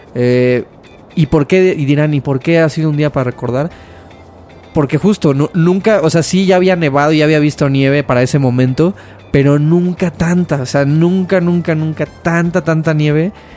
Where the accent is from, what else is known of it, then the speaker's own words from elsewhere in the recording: Mexico; moved away; also born or lived in Canada; yo como mexicano